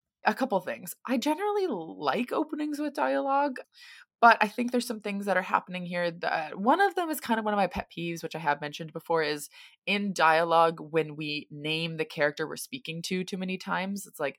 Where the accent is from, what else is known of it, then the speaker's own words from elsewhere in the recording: United States; now in Sydney, Australia; I'm an American currently living in Sydney, Australia, and this would be my publishing debut.